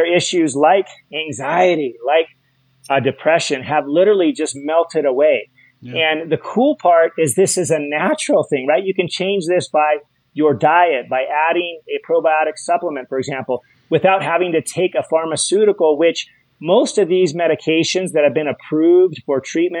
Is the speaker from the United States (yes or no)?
yes; Hawaii, United States; I'm from Hawaii